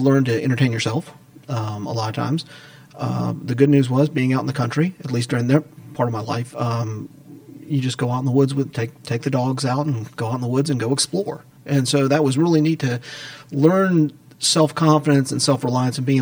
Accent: Atlanta, Georgia, United States; I grew up in Atlanta

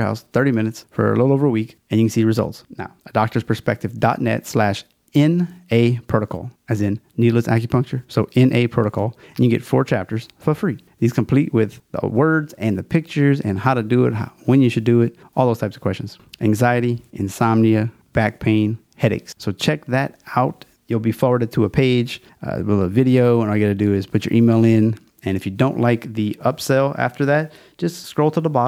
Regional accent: Louisiana, United States; a Louisiana theme. It's my home state, so I'm kind of fond of it

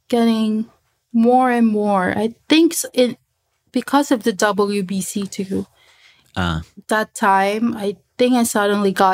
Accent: Philippines; English is a second language; I was from the Philippines. And I don't really type in my language

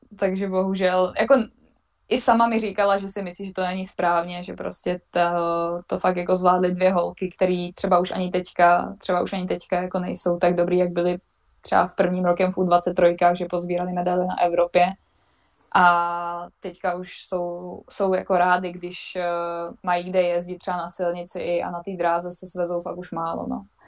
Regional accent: Vysočina Region, Czechia; moved away as an adult; now in Switzerland; jsem vlastně z Vysočiny

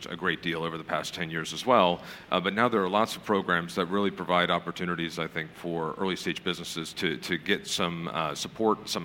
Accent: United States; accent: American; now in United Kingdom

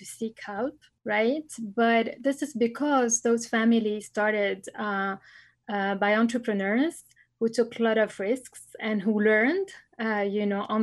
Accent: Lebanon; moved away as an adult; also born or lived in Bordeaux, France; I was born and raised in Lebanon

